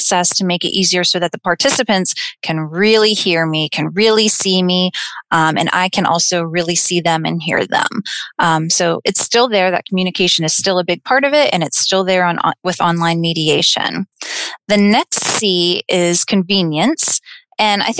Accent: Clarion County, Pennsylvania, United States; also born or lived in Slippery Rock, Pennsylvania; I'm originally from Clarion County

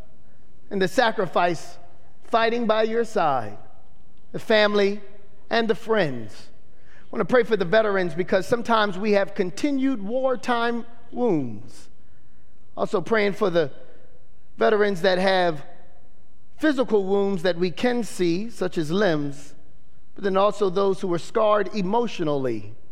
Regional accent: Little Creek, Virginia, United States; also born or lived in Omaha, United States; So I grew up on Little Creek, grew up while my mother was away. I went to Omaha, Nebraska, stayed on Langley Air Force Base, also in Virginia.

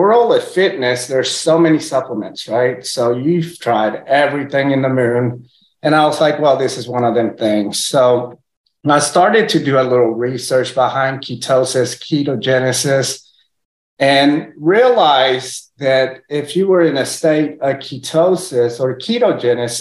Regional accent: Texas, United States; first language Spanish; English is a second language; also born or lived in Puerto Rico; They moved to Texas, had me over here, moved back to Puerto Rico, and then my parents split up whenever I was like 3 years old. Then I came to Texas.

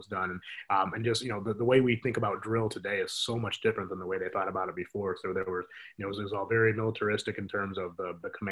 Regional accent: Michigan, United States; moved away as an adult; now in Iowa, United States; my wife and I are both from Michigan

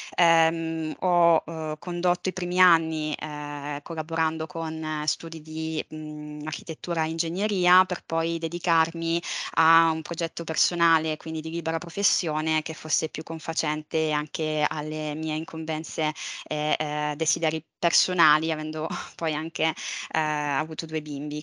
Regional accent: Palermo, Sicily, Italy; also born or lived in Valencia; sono nata e cresciuta a Palermo

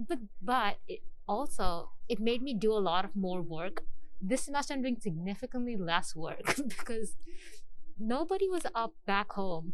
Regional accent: Mumbai, Maharashtra, India; moved away as an adult; I'm from Mumbai, India.

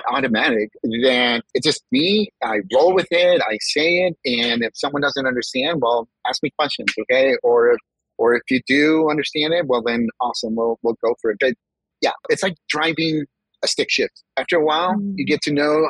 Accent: California, United States; first language Spanish; also born or lived in Mexico; I was born in California, parents from Mexico. I lived my first 5 years in Mexico

